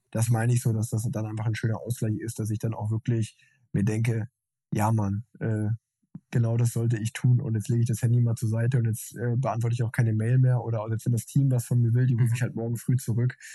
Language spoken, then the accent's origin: German; Unna, North Rhine-Westphalia, Germany; ich bin in Unna groß geworden, so eine kleine Stadt in Westfalen